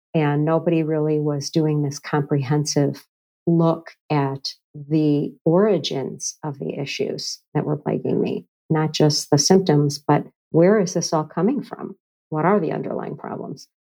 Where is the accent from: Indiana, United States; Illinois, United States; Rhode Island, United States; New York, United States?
Illinois, United States; Chicago; moved away; I've come back to Chicago, my hometown